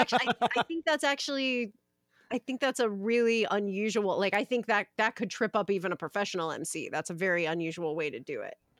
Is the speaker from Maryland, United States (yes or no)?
yes; Maryland, United States; I'm from Maryland